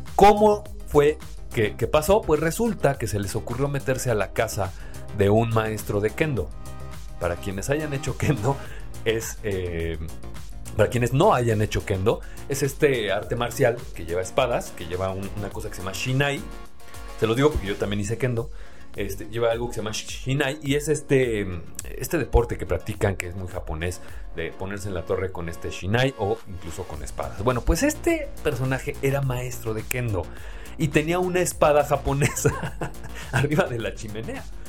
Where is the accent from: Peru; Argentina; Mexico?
Mexico; somos los mexicanos